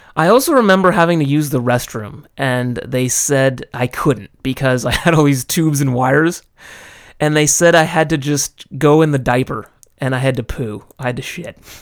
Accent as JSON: {"language": "English", "country": "United States", "tie": "born or raised there", "moved": "as an adult", "lives_now": "Japan", "said": "growing up in the States"}